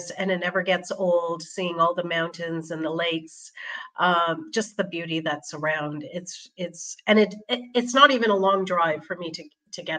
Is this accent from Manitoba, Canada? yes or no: no; Toronto, Ontario, Canada; moved away as an adult; now in Switzerland; born and brought up in Toronto, Canada